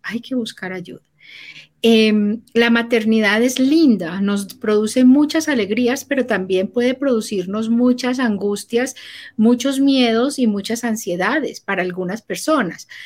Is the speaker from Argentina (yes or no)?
no; Colombia; moved away; also born or lived in Panama; yo soy colombiana, mi esposo es chileno y vivíamos en Panamá.